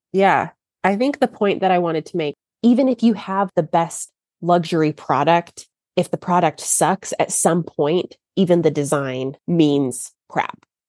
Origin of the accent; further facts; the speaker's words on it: Texas, United States; I'm from Texas